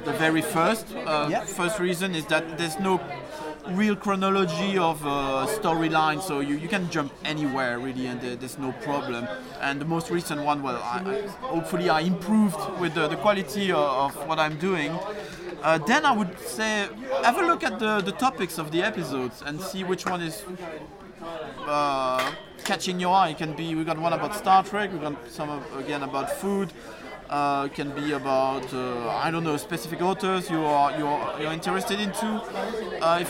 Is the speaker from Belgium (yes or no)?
yes; Belgium; accent: French; first language French; English is a second language; now in London, United Kingdom; my first language is French. I was born in Belgium